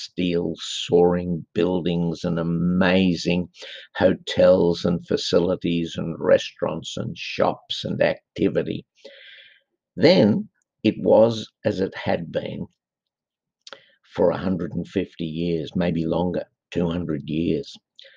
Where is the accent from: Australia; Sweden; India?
Australia; I'm Australian